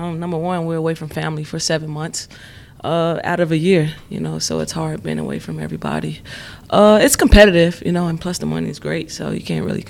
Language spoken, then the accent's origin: English; Chicago, Illinois, United States; also born or lived in California; California, but raised in Chicago.